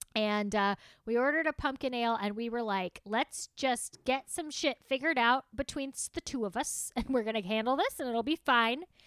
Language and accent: English; the South, United States; I am from the South